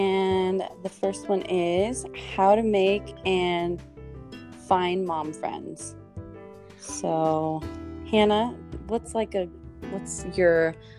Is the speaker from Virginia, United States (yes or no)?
no; San Diego, California, United States; I'm 23, and I'm also from San Diego.